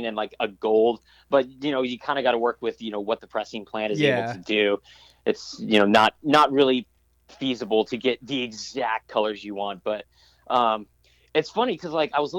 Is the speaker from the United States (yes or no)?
yes; Escondido, California, United States; moved away as an adult; also born or lived in Santa Barbara, California; now in Oakland, United States; I'm a San Diego hardcore kid. Like I grew up in SoCal and I lived there for 27 years. You know, San Diego was where I grew up